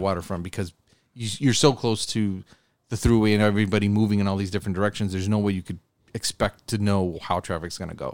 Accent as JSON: {"language": "English", "town": "Buffalo", "region": "New York", "country": "United States", "said": "I was from Buffalo"}